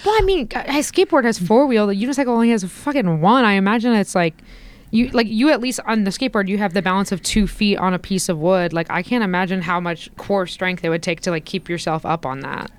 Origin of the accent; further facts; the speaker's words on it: Indiana, United States; where I grew up in Indiana